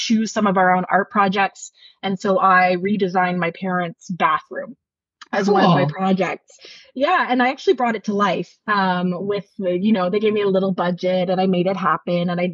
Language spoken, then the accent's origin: English; Ajax, Ontario, Canada; moved away as an adult; now in Greenwood, Canada; I grew up in Ajax, Ontario, and lived there until my early 20s when I made the move to Nova Scotia.